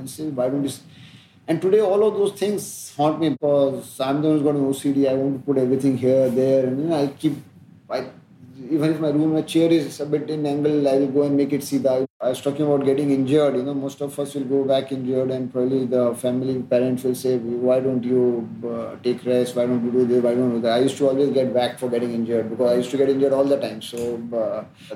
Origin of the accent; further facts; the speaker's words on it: outside Ujjain, Madhya Pradesh, India; in a very nice middle class existence in a colony life outside Ujjain